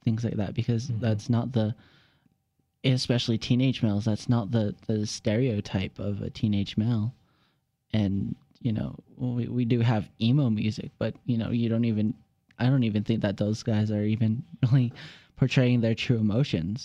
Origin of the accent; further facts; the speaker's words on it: Albuquerque, New Mexico, United States; I'm Native American, and I was born in Albuquerque, New Mexico as well.